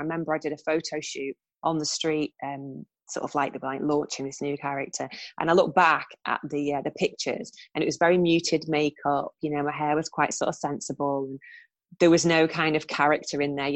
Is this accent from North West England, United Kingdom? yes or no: yes; Preston, North West England, United Kingdom; moved away as an adult; also born or lived in London; I'm from Preston